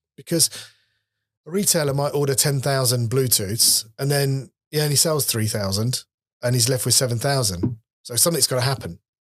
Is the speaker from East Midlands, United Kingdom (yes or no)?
yes; Leicester, East Midlands, United Kingdom; moved away as an adult; now in London, United Kingdom; I'm a lad from Leicester who left when I was twenty-one